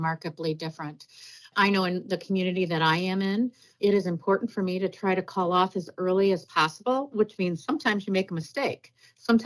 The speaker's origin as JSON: {"language": "English", "town": "Holt", "region": "Michigan", "country": "United States", "tie": "born or raised there", "said": "I grew up in Michigan and I was bused in the Holt area"}